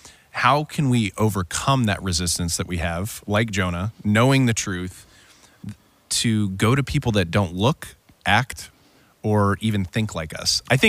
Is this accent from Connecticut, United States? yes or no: no; California, United States; moved away; I grew up in California. I think California is very different than here, right?